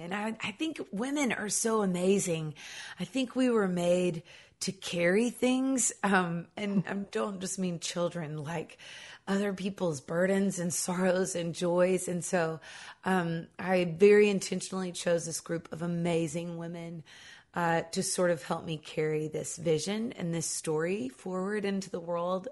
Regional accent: Nashville, Tennessee, United States; I grew up here in Nashville Tennessee

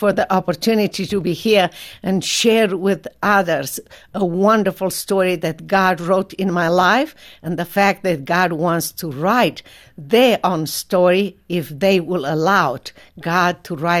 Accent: Romania; The earliest thing that I remember as a 6 years old child was the fact that my parents were politically correct outside of the home.

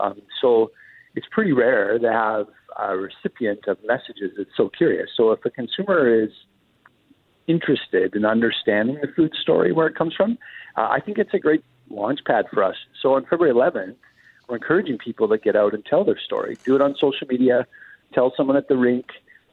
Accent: Canada; as a Canadian

